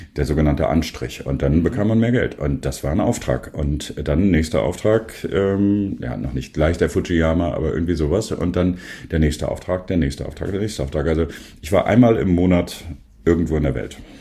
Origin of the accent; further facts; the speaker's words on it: Worpswede, Lower Saxony, Germany; also born or lived in Sindelfingen, Germany; now in Bremen, Germany; ich bin auch in der Nähe von Bremen aufgewachsen, eigentlich geboren in Sindelfingen. Dann sind meine Eltern aber hier hochgezogen aus beruflichen Gründen. Da bin ich in der Nähe von Bremen in Wobswede aufgewachsen